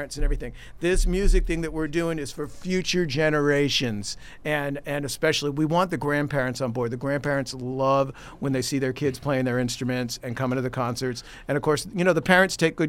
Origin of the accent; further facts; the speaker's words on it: Boston, Massachusetts, United States; now in The Woodlands, United States; the same way I grew up in Boston, and we had a group called Gypso, Greater Boston Youth Symphony